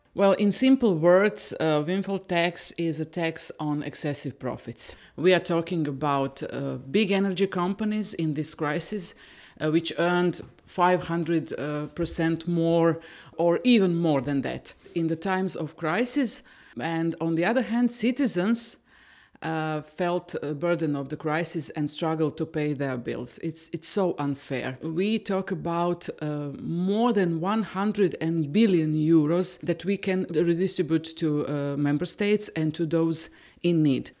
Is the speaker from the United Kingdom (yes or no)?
no; Croatia; I come from Croatia, which was in a war 30 years ago. And after the war, we went to a transition period